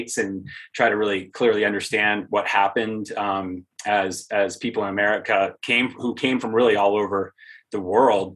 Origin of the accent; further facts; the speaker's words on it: New Hampshire, United States; moved away as an adult; now in Aspen, United States; Close to Maine, New Hampshire